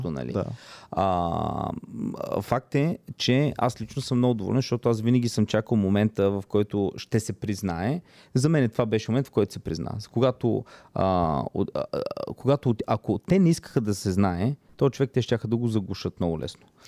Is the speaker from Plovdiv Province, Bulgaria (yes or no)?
yes; Plovdiv Province, Bulgaria; Аз съм от Плодивчанин.